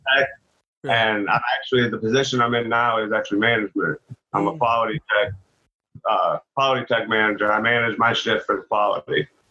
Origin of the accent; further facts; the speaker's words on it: Illinois, United States; moved away as an adult; also born or lived in Wisconsin; now in Tennessee, United States; I was born in Illinois, the shit ass state.